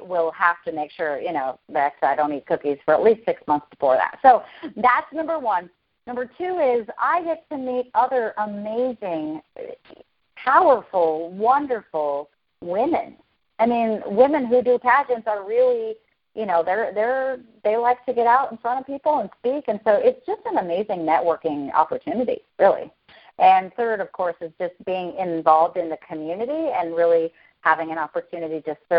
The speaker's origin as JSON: {"language": "English", "town": "Hurricane", "region": "Utah", "country": "United States", "tie": "born or raised there", "moved": "as an adult", "lives_now": "Henderson, United States", "said": "I was Mrs. Hurricane of my hometown where I'm from in Hurricane, Utah"}